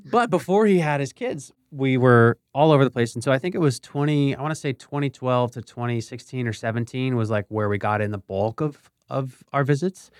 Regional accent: Bethlehem, Pennsylvania, United States; moved away as an adult; also born or lived in Philadelphia, Pennsylvania; now in Miami, United States; I grew up in Bethlehem, Pennsylvania, which is equidistant from Philly and New York

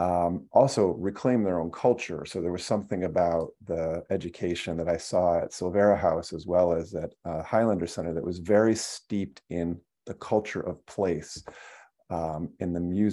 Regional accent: Flint, Michigan, United States; I grew up in Flint, Michigan

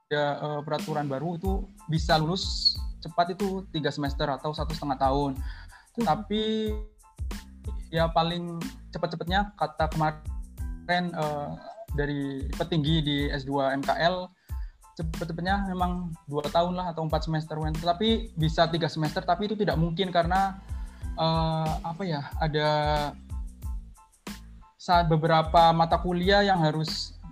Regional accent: Brebes, Central Java, Indonesia; Uh, skripsiku itu ngambil tentang pestisida uh, terhadap kejadian hipertensi di daerahku di Brebes.

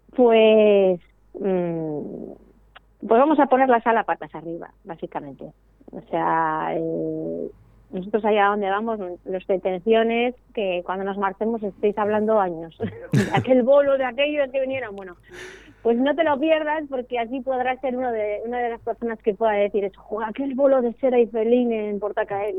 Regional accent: Eibar, Basque Country, Spain; yo soy de Ibar, que es un pueblo de Guipúzcoa

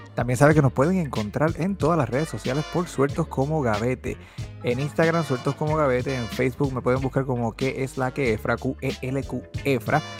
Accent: Bayamón, Puerto Rico; … y yo somos los dos de Bayamón, nacidos y criados en Bayamón

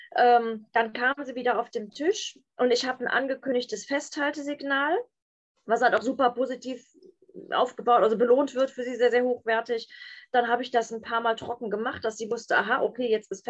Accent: Bonn, North Rhine-Westphalia, Germany; Ich komme aus Bonn und da habe ich die mobile Hundeschule

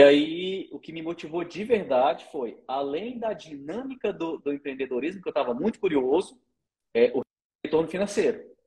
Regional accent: Brasília, Federal District, Brazil; moved away as an adult; also born or lived in Piauí; now in Goiânia, Brazil; nasci, nasci no Piauí, mas fui criado desde criancinha em Brasília

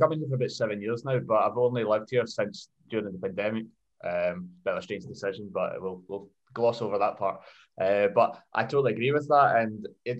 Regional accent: Paisley, Scotland, United Kingdom; moved away as an adult; now in Cologne, Germany; I grew up in Paisley as a Swindon fan.

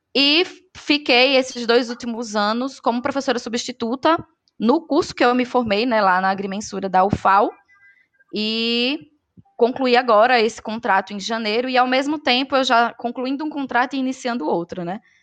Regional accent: Maceió, Alagoas, Brazil; accent: nordestino; moved away as an adult; also born or lived in Pernambuco; now in Mossoró, Brazil; nordestina, dá para perceber. Sou lá de Maceió, Alagoas, e já morei em alguns lugares aí do Nordeste. Hoje eu moro em Mossoró, no Rio Grande do Norte

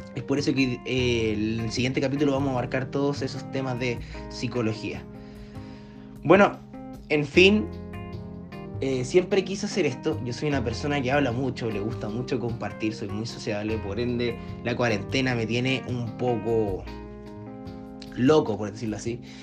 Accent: Viña del Mar, Valparaíso, Chile; soy de Chile, de la ciudad de Viña del Mar

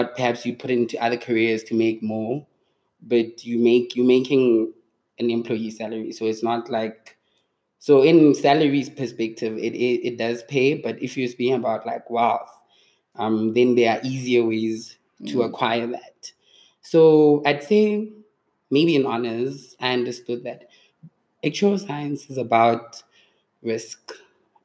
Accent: Mahikeng, North West, South Africa; moved away as an adult; also born or lived in Cape Town, South Africa; now in Johannesburg, South Africa; I grew up in Mafikeng

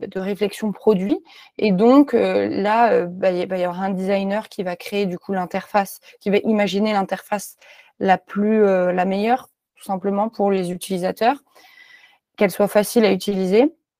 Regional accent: Clermont-Ferrand, Auvergne-Rhône-Alpes, France; moved away as an adult; also born or lived in Lyon; j'ai grandi à Clermont-Ferrand

